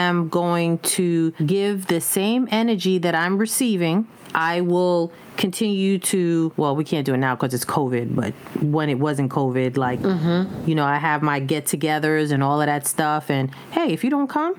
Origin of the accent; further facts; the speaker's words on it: New York City, New York, United States; growing up in the Bronx, I mean, it was a whole crew of us.